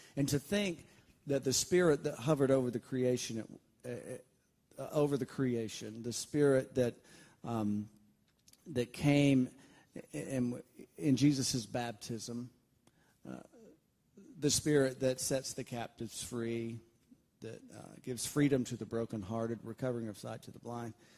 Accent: Valley, Alabama, United States; I grew up right north of Auburn, Alabama, in a very small town in Alabama called Valley, Alabama.

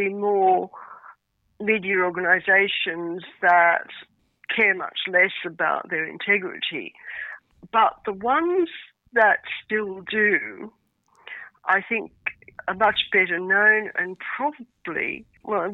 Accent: Australia; moved away; also born or lived in United Kingdom / France; I'm Australian by origin

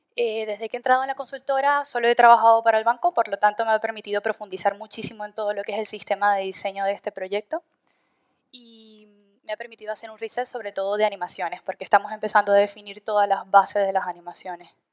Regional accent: Venezuela; moved away as an adult; now in Madrid, Spain; soy de Venezuela, llevo alrededor de ya cuatro años aquí en Madrid

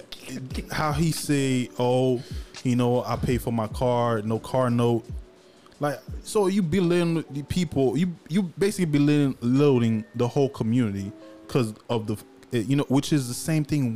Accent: Haiti; now in United States; I grew up in Haiti poor. I came to this country.

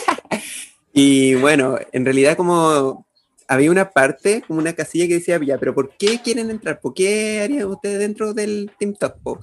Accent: Chimbarongo, O'Higgins, Chile; somos de Chimbarongo, nacimos rodeados de, de, mimbre

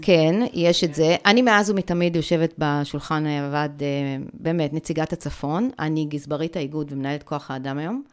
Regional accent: the Krayot, Haifa District, Israel; אני באה מהצפון

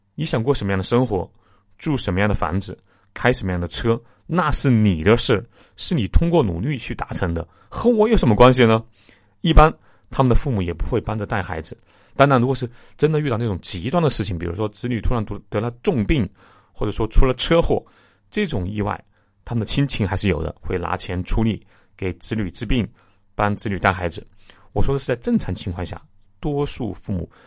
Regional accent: China; 我们中国的传承

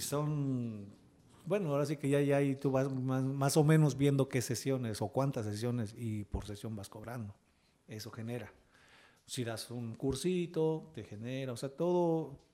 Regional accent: Oaxaca, Mexico; also born or lived in Veracruz; Pero pues mi padre, como te repito, él era músico, se vino a vivir a Oaxaca y pues con él nos trajo, teniendo yo cuatro años

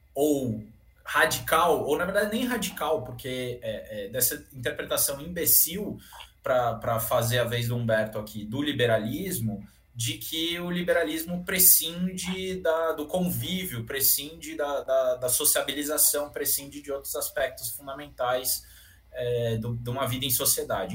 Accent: São Paulo, Brazil; Eu, como bom paulistano aqui

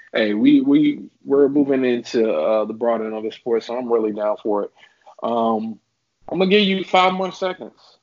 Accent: Charlotte, North Carolina, United States; I'm from Charlotte.

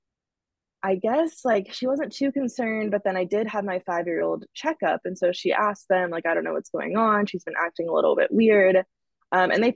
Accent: Dallas, Texas, United States; moved away as an adult; also born or lived in Austin, Texas / Arizona; now in Los Angeles, United States; I'm originally from Dallas, Texas. I was there most of my life

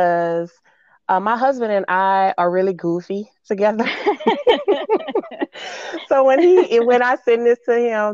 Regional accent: New Orleans, Louisiana, United States; moved away as an adult; now in Dallas, United States; I am a NOLA girl. I'm from New Orleans, Louisiana. but I've been here in Dallas for the last 18 years

